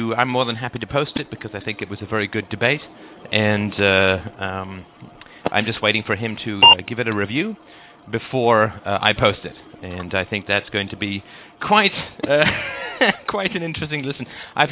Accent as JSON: {"language": "English", "country": "United Kingdom", "accent": "British", "moved": "yes", "said": "my British accent after having left the country 25 years ago"}